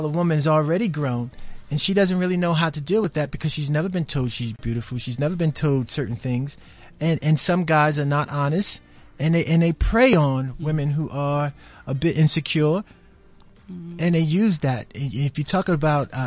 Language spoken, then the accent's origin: English; New York, United States; accent: New York; my New York accent